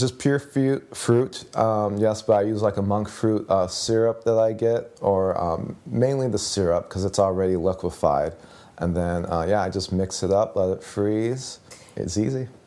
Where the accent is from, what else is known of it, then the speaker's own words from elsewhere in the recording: Chicago, Illinois, United States; I'm from the Chicagoland area, but it's two one nine